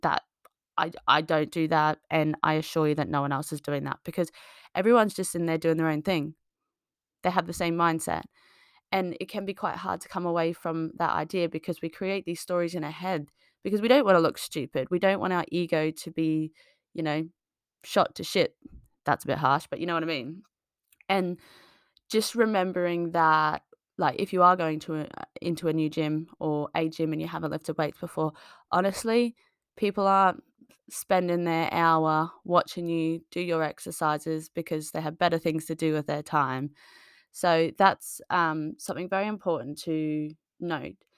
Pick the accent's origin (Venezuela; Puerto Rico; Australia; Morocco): Australia; moved away as an adult; now in United Kingdom; I moved from Australia on my own six, seven years ago